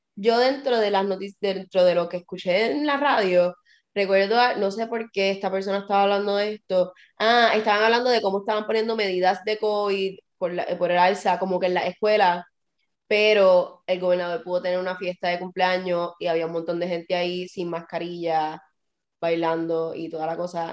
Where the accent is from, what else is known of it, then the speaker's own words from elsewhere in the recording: Puerto Rico; now in United States; yo nací en Puerto Rico.